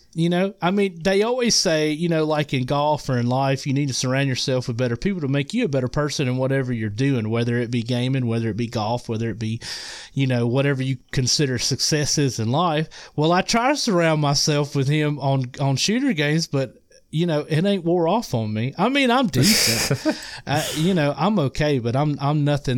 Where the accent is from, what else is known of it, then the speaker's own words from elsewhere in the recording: Mississippi, United States; accent: Mississippi; now I'm in, I'm in Mississippi, um, if you can't tell by my accent.